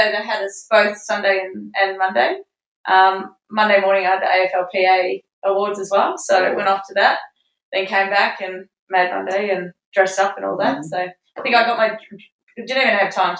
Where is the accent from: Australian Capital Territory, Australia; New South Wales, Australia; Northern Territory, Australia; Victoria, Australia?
Victoria, Australia; Melbourne; I was born on the Mercy, so you could see the G from there